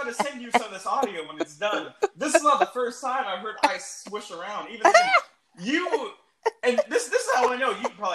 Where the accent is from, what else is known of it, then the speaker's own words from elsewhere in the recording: Los Angeles, California, United States; moved away as an adult; now in New Orleans, United States; I grew up in Los Angeles